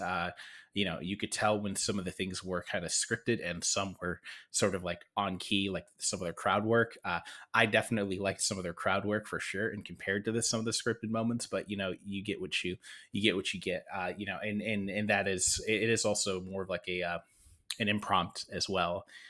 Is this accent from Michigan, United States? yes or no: yes; Detroit, Michigan, United States; growing up in Metro Detroit